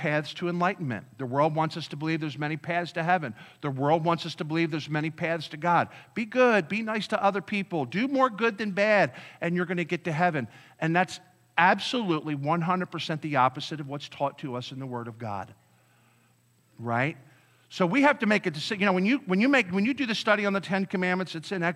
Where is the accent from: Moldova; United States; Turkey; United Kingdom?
United States; Delaware County, Pennsylvania; I grew up in Delaware County in Pennsylvania